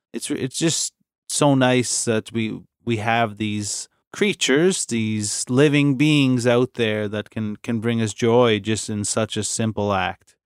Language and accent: English; Inverness, Nova Scotia, Canada; I grew up in Inverness